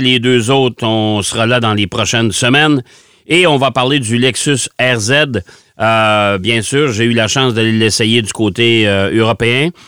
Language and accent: French; Quebec, Canada